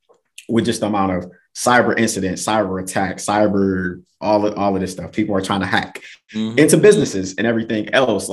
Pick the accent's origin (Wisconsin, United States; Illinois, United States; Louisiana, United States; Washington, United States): Wisconsin, United States; Milwaukee; moved away as an adult; also born or lived in North Carolina / Erie, Pennsylvania / Texas; I'm from Milwaukee